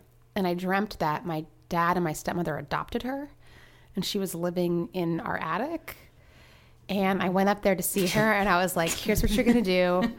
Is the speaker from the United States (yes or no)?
yes; Florida, United States; I'm from Florida.